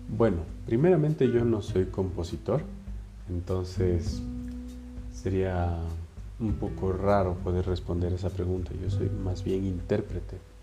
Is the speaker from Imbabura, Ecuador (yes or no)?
yes; Ibarra, Imbabura, Ecuador; moved away as an adult; now in Quito, Ecuador